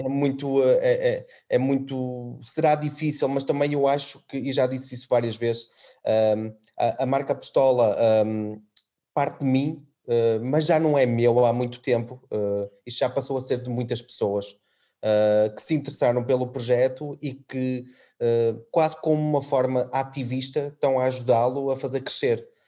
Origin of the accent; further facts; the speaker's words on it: Trás-os-Montes, Portugal; now in Azores, Portugal; eu sou transmontano